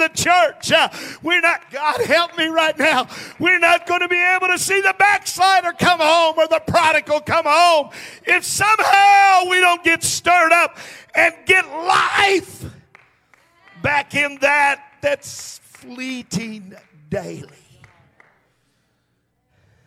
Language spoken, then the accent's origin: English; United States; we have seen a drastic change in where we live and who we are as an American people